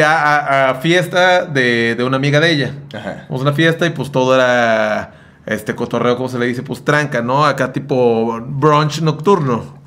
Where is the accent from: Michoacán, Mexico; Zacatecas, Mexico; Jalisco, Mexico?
Jalisco, Mexico; Sayula; also born or lived in Ciudad Guzmán; yo viví todo, toda mi vida en Sayula, pero nací en Ciudad Guzmán